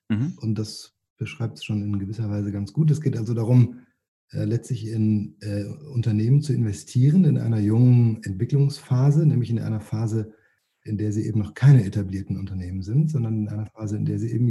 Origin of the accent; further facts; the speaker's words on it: Rhineland, Germany; Ähm, ja, ich bin eigentlich Rheinländer ähm, und als Rheinländer trinkt man ja Kölsch oder vielleicht sogar Alt.